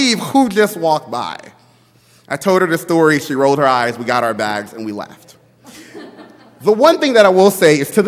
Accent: Baton Rouge, Louisiana, United States; also born or lived in Liberia; my hometown of Baton Rouge, Louisiana

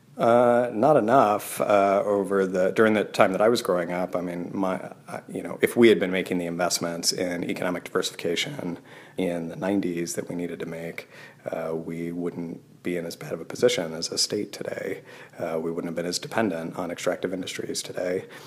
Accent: Wyoming, United States; moved away; I Grew up in Wyoming

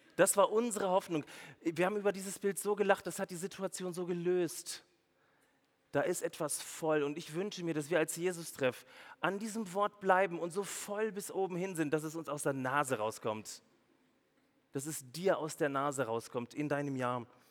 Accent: Swabia, Baden-Württemberg, Germany; als Schwabe

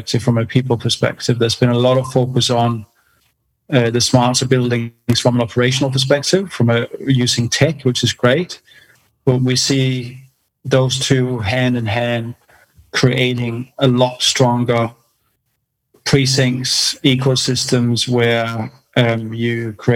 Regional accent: Denmark; moved away as an adult; also born or lived in London / China; now in Australia; I was born in Denmark a long time ago. I left when I was 18

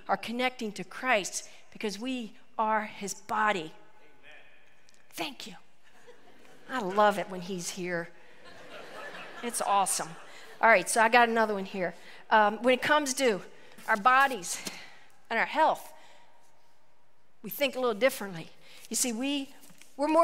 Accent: West Virginia, United States; a small town, West Virginia, my hometown

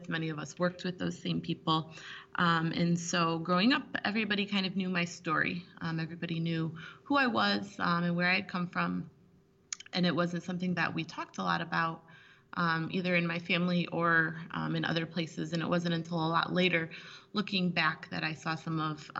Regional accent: Michigan, United States; also born or lived in Bogota, Colombia; I was born in Bogota, Colombia, and I was adopted by a family here in Michigan when I was about 2 months old, 8 weeks old. And my family that I grew up in here, or here in Michigan, was white

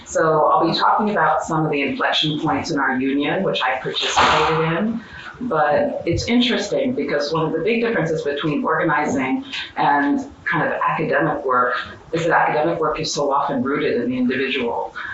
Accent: Western Pennsylvania, United States; I grew up in Western Pennsylvania

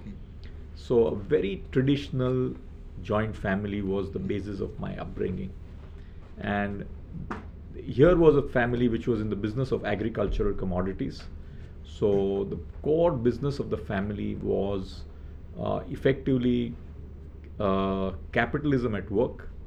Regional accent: Mumbai, Maharashtra, India; born and brought up in Mumbai

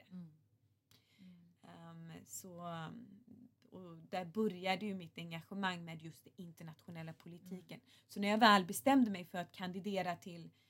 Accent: Gothenburg, Västra Götaland, Sweden; Som jag sa så växte jag upp i Göteborgsförorten Bergsjön

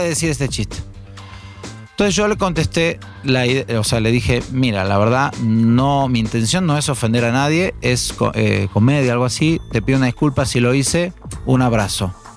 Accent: Argentina; now in Mexico; soy judío y argentino.

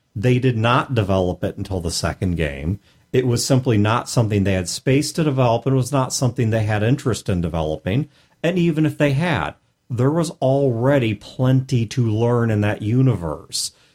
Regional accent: St. Louis, Missouri, United States; I'm from Saint Louis

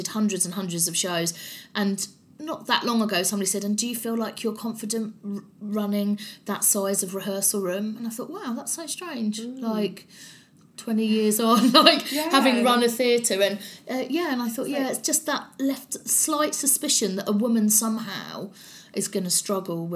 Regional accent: London, United Kingdom; accent: strong South London; I'm from South London, I have a strong South London accent

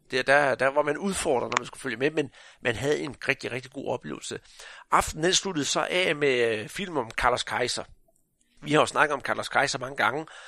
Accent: Jutland, Denmark; Nu er jeg jo fra Jylland

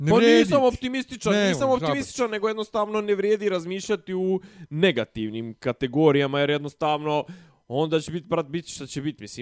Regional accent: Serbia; kod nas u Srbiji

